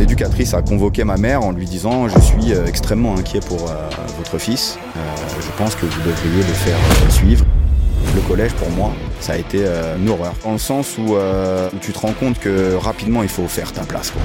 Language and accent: French; Guyancourt, Île-de-France, France; j'ai grandi dans les Yvelines, d'où la relation avec euh, coach euh, Joe dont on parlait tout à l'heure, une ville qui s'appelle Guyancourt